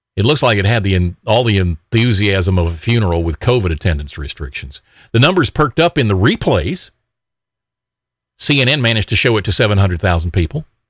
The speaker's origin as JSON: {"language": "English", "region": "Alabama", "country": "United States", "said": "Alabama Representative Mo Brooks, it's my home state"}